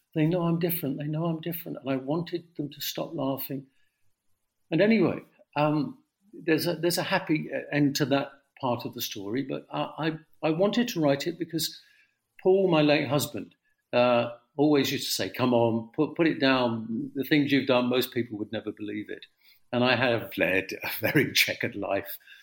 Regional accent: London, United Kingdom; I grew up in the East End amazing East End of the 1950s.

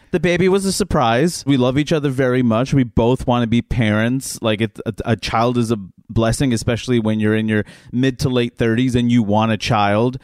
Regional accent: New York, United States; I'm a New Yorker

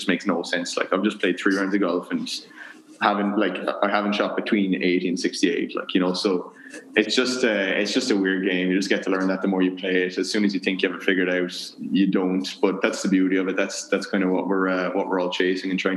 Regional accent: Kinsale, Ireland; moved away as an adult; also born or lived in Maynooth / Louisville; growing up in Ireland.

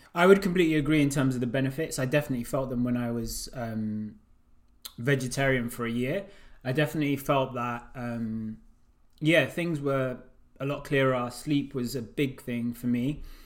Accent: Uganda; I'm from Uganda

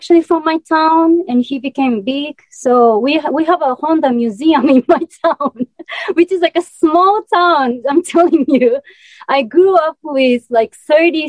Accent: Japan; English is a second language; moved away; I'm from such a small town in Japan, I'm from a countryside, like deep in mountain.

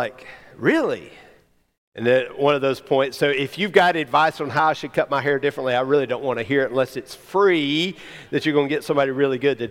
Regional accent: Alabama, United States; growing up in Alabama, or maybe just in the family I grew up

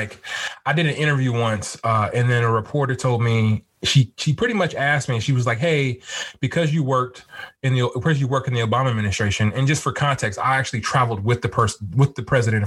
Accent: California, United States; now in Washington, D.C., United States; I'm from California originally.

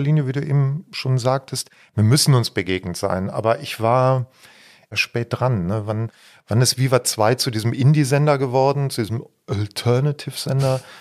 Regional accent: Bergisch Gladbach, North Rhine-Westphalia, Germany; das ist das Dorf, von dem wir sprechen und aus diesem Dorf kommen Heidi und ich

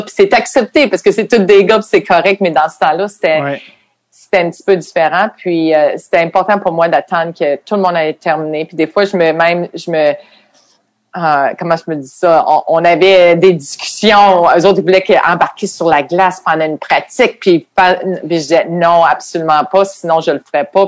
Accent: Quebec City, Quebec, Canada; moved away as an adult; je venais de Québec. On n'avait même pas de télévision anglaise.

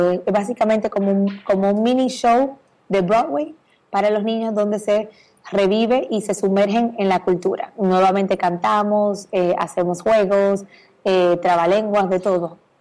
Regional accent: Dominican Republic; moved away as an adult; now in Miami, United States; República Dominicana, de donde soy

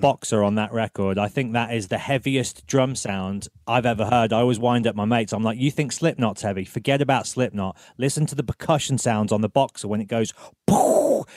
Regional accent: England, United Kingdom; as an English fellow

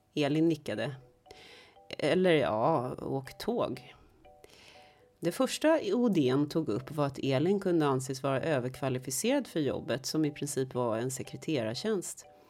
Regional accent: Stockholm, Stockholm County, Sweden; det är ju samma sak med mig som är stockholmare

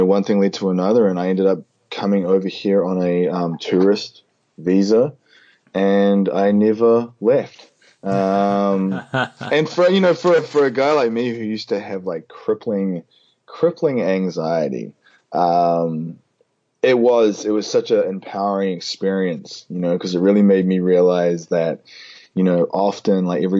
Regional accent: Auckland, New Zealand; moved away as an adult; also born or lived in Whanganui, New Zealand; now in New Orleans, United States; Auckland. I was born in Whanganui, but I lived in Auckland most of my life

